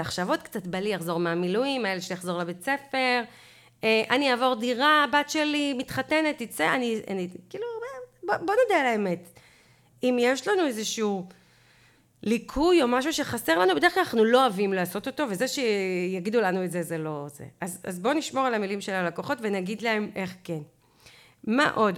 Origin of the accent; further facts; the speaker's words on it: Israel; אנחנו ישראלים